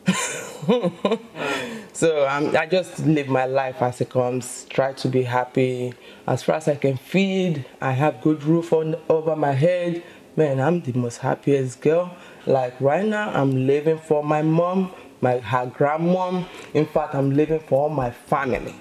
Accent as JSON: {"language": "English", "region": "Lagos", "country": "Nigeria", "tie": "born or raised there", "moved": "as an adult", "lives_now": "Auckland, New Zealand", "said": "growing up in the street of Lagos, man, it's really rugged"}